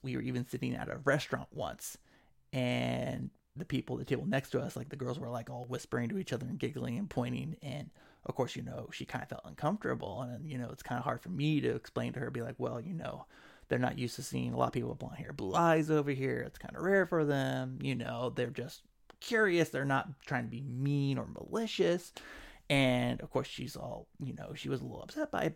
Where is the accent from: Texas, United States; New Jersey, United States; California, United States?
California, United States; Sacramento; I'm from Sacramento.